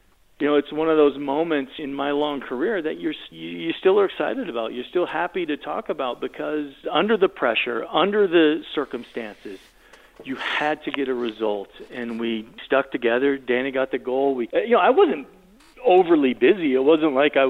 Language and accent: English; United States; I'm American.